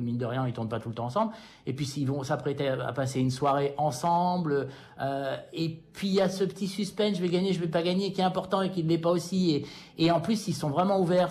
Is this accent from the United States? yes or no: yes; United States; moi, en tant qu'Américain